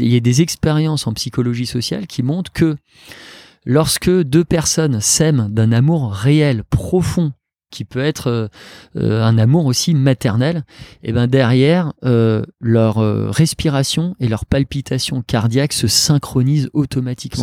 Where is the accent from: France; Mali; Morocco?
France; Alsace, Grand Est; moved away; je suis un Alsacien, papa de deux enfants